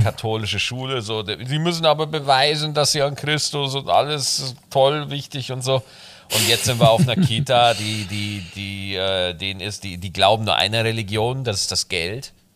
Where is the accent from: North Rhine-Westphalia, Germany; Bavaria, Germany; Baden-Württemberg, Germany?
Bavaria, Germany; bei uns in Bayern